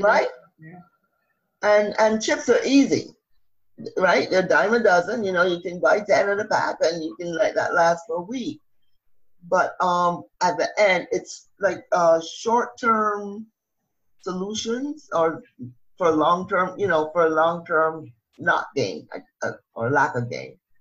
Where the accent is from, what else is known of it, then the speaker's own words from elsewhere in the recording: Barbados; moved away; I'm originally from Barbados